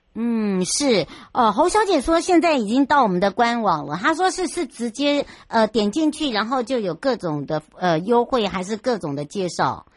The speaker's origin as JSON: {"language": "Chinese", "region": "Hualien-Taitung", "country": "Taiwan", "tie": "born or raised there", "said": "回到我的故乡花东"}